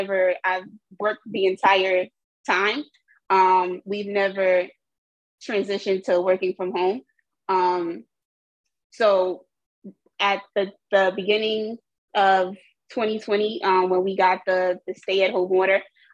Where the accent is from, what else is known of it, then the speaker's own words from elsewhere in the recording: New York City, New York, United States; I'm from Jamaica, Queens. I currently still reside in Jamaica, Queens.